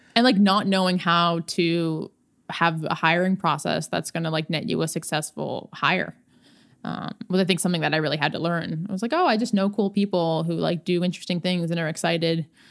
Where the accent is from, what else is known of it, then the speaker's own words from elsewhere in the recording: Swampscott, Massachusetts, United States; I grew up outside of Boston, uh, in Swampscott, Massachusetts.